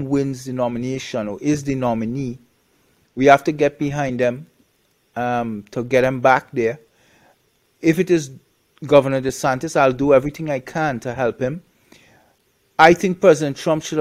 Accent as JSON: {"language": "English", "country": "Trinidad & Tobago", "tie": "born or raised there", "also_born_or_lived": "Canada", "moved": "yes", "said": "I'm originally from Trinidad"}